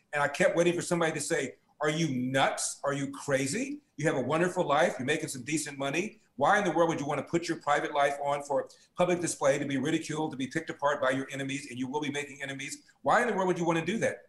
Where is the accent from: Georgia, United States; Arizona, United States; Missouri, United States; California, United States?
California, United States; Los Angeles; also born or lived in Pico Union, Los Angeles; We moved uptown, or so we thought. The South Central